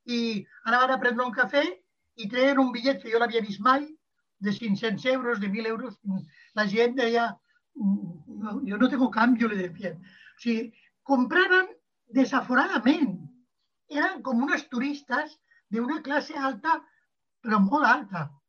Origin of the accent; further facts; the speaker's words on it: Barcelona, Catalonia, Spain; Jo la de Barcelona és la que em conec més i la d'una classe mitjana alta, que és la, a la que jo pertanyia